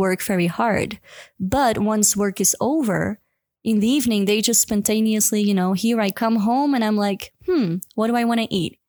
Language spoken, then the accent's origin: English; Belgium; moved away as an adult; now in Cusco, Peru; I'm from Belgium, but I'm living in Cusco, Peru for the past seven, it's gonna be seven years